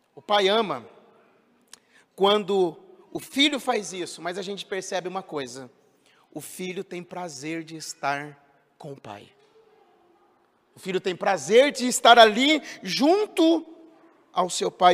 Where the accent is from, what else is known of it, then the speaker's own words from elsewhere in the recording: São José dos Campos, São Paulo, Brazil; quando eu era criança lá em São José dos Campos, a escola a qual eu estudava